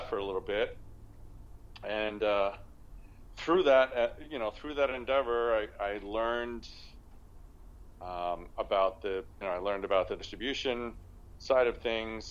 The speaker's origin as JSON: {"language": "English", "town": "New York City", "region": "New York", "country": "United States", "tie": "born or raised there", "said": "I'm a Brooklyn born and raised Hispanic"}